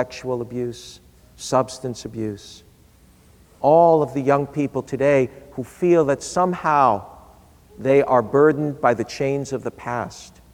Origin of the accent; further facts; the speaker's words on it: New York City, New York, United States; When I was a boy growing up in New York City